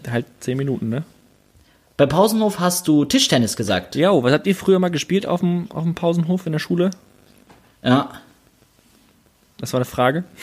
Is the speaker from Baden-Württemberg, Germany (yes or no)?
yes; Stuttgart, Baden-Württemberg, Germany; in Stuttgart-Sonnenberg, der Stadtteil, wo ich aufgewachsen bin und wo ich jetzt äh, im Nachbarsort äh, quasi wohne, Stuttgart-Degerloch